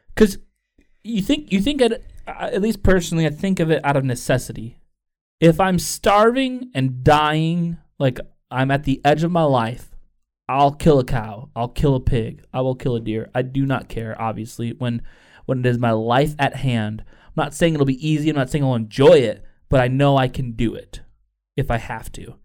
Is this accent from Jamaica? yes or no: no; Chicago, Illinois, United States; I'm from Chicago